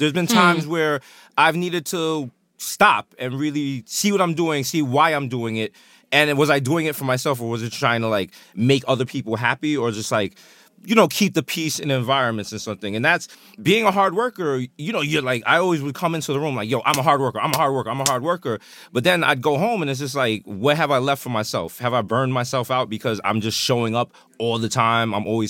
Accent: New York, United States; I have literally had every possible job you can have as a New Yorker.

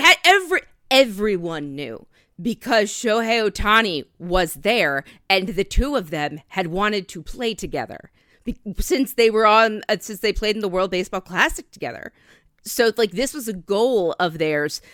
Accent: Bangor, Maine, United States; my hometown fair from when I was, uh, growing up in Maine, the Bangor State Fair

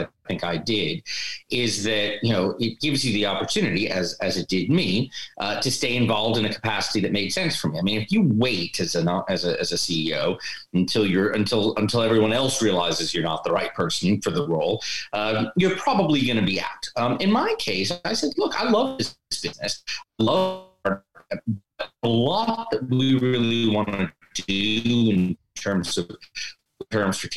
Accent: United States; moved away as an adult; also born or lived in New York; now in London, United Kingdom; I am an American transplant in London. I've lived here about 15 years.

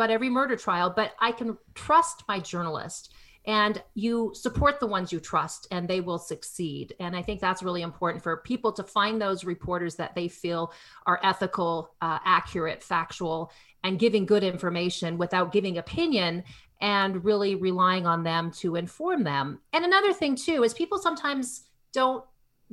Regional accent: Canada; I grew up in Canada

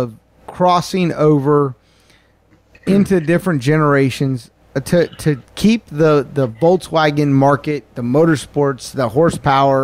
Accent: North Carolina, United States; I'm from North Carolina.

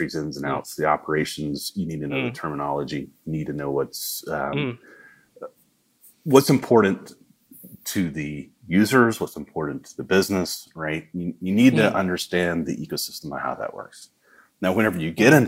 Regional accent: the South, United States; accent: southern; that's my southern accent

